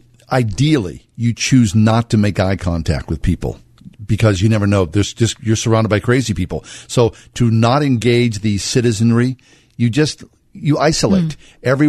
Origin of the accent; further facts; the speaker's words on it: Swissvale, Pennsylvania, United States; also born or lived in Manhattan, New York; I grew up in Swissvale in the late 60s and early 70s, which was a fabulous little community.